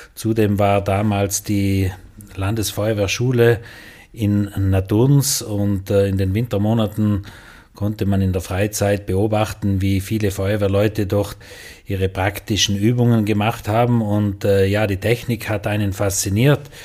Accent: South Tyrol, Trentino-Alto Adige, Italy; bei uns in Südtirol

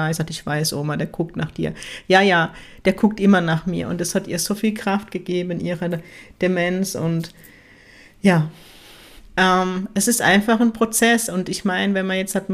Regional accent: Ziegelhausen, Baden-Württemberg, Germany; Und ähm, der Ort, wo ich herkomme, heißt Ziegelhausen

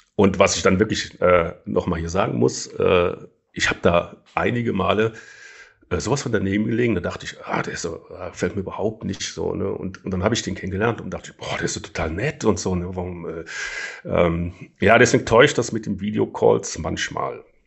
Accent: Rhineland, Germany; ich bin ja Rheinländer

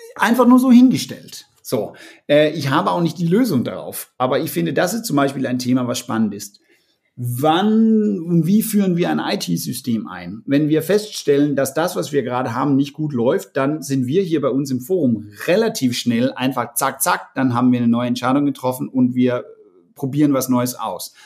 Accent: Denmark; now in Germany; als Däne in Deutschland hab ich extremst viel von den Deutschen gelernt

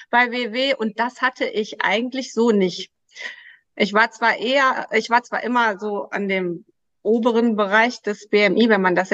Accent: Krefeld, North Rhine-Westphalia, Germany

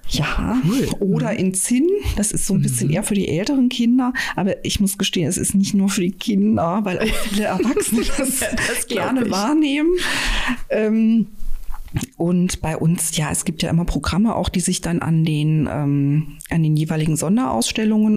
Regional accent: Black Forest, Baden-Württemberg, Germany; moved away; Ich komme aber aus dem Schwarzwald, da ist man irgendwie andere Höhen an Berge gewohnt

